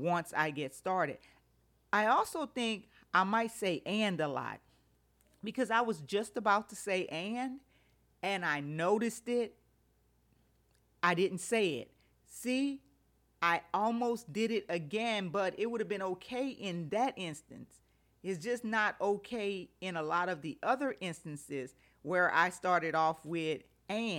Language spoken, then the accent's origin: English; Louisiana, United States; I'm from Louisiana